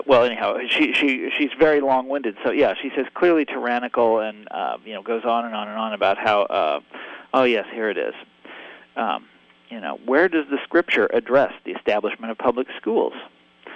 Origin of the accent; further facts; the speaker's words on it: Kansas, United States; I grew up in Kansas